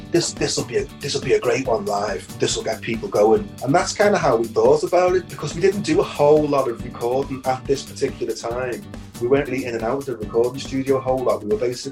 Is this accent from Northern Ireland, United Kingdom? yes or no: no; Liverpool, North West England, United Kingdom; moved away as an adult; also born or lived in Ireland; now in Tombrack, County Wexford, Ireland; I'm Liverpool Irish, like, you know, so all my life I was always back and forth between Liverpool and Ireland